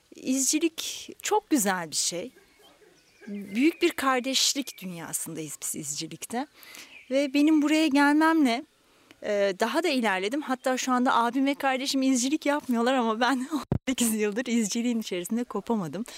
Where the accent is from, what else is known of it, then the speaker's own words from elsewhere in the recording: Aydın, Turkey; moved away as an adult; now in Kocaeli, Turkey; Aydınlıyım. Aydın'da başladım. Hemşirelik lisesinde okuduğum için